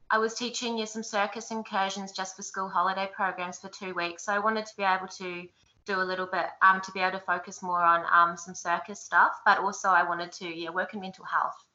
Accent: Wellington, New Zealand; moved away as an adult; also born or lived in Timaru / Dunedin / Hawera; Um, well, I'm from Wellington in New Zealand. I was born there. Um, I moved around quite a bit when I was a kid, so I've lived in Timaru and um, Dunedin and Hawera

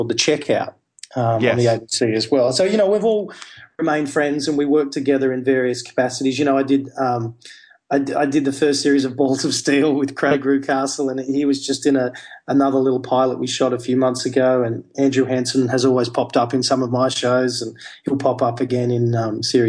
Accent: Hunter Valley, New South Wales, Australia; where I grew up in the Hunter Valley

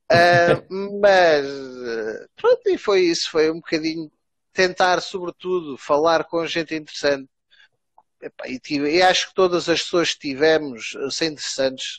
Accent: Alentejo, Portugal; moved away; eu como alentejano

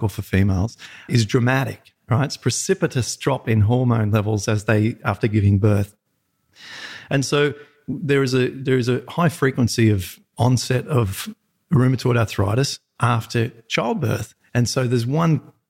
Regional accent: Peak Hill, New South Wales, Australia; I'm a total farmer upbringing

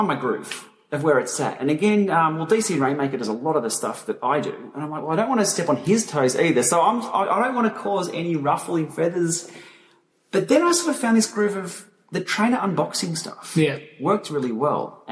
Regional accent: Melbourne, Victoria, Australia; We're all from Melbourne

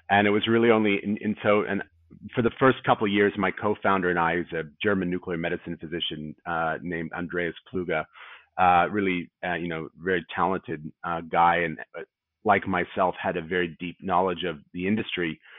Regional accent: Australia; accent: North American; despite my funny North American accent, I'm obviously an Australian

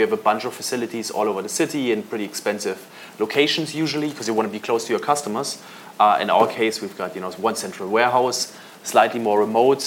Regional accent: Munich, Bavaria, Germany; I grew up in Munich

